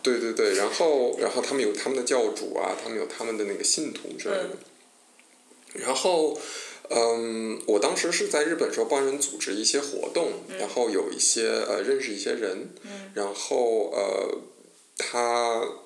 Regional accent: China; moved away; also born or lived in Japan; 我是中国人

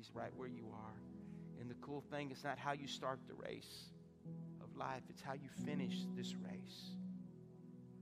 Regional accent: Lafayette, Louisiana, United States; also born or lived in Lake Charles, Louisiana; now in Jennings, United States; I was born in Lake Charles, grew up in Lafayette

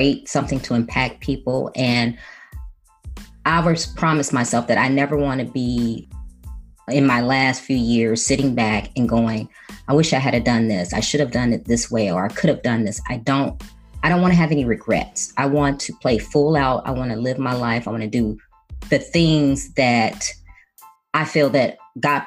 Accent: Chicago, Illinois, United States; moved away as an adult; I was born and raised in Chicago, the youngest of four children

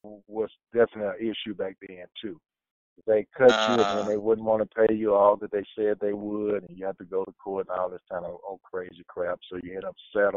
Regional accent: United States; as an American

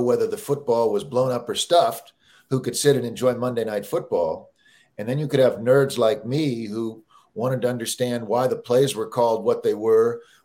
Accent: Kansas City, Missouri, United States; I grew up in Kansas City

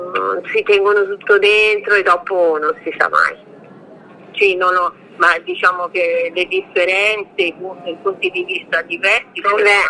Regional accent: Domodossola, Piedmont, Italy; born there; Allora, sono nata a Domodossola, sono del 75, sono nata il 9 agosto del 75 e sono mamma di un bimbo di 13 anni.

